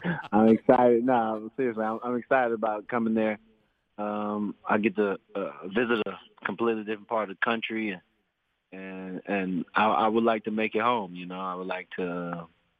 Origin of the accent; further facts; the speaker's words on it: Florida, United States; I'm a Floridian. I was born in Florida. I was raised in Florida.